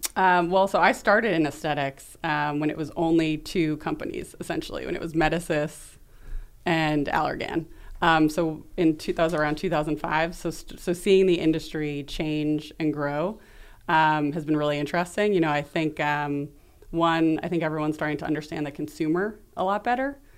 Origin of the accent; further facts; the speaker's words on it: New York City, New York, United States; also born or lived in Chicago; So, I'm from New York City. I was born in Brooklyn